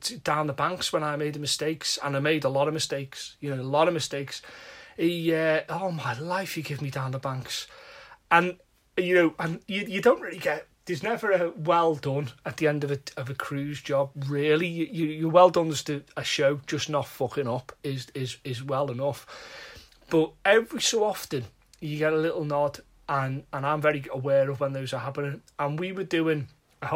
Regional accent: Liverpool, North West England, United Kingdom; I'm from Liverpool

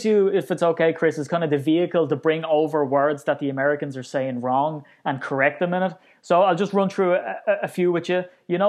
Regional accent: Ireland; a proper Irishman

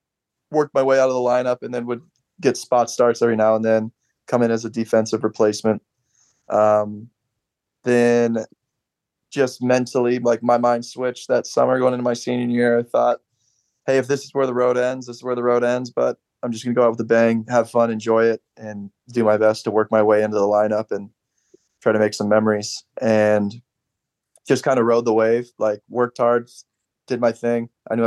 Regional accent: Costa Mesa, California, United States; moved away as an adult; now in Dallas, United States; No, I'm in Dallas now, but yeah, I grew up in Costa Mesa.

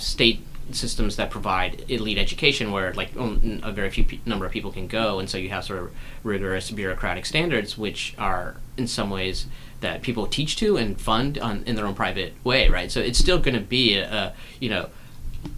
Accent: North Carolina, United States; I grew up in North Carolina

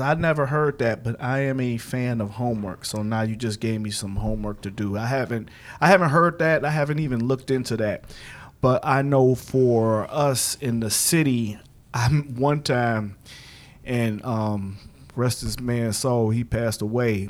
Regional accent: Cleveland, Ohio, United States; moved away; I'm originally from Cleveland, and I work for the city of East Cleveland

